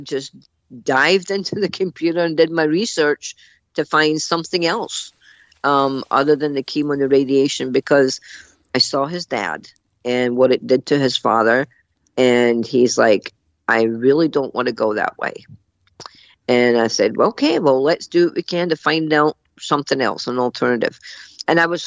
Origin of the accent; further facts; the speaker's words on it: Scotland, United Kingdom; I'm Scottish